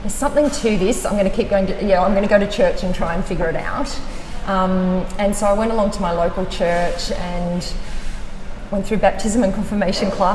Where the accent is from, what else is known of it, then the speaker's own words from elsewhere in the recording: Wagga Wagga, New South Wales, Australia; also born or lived in Sydney; I grew up in Wagga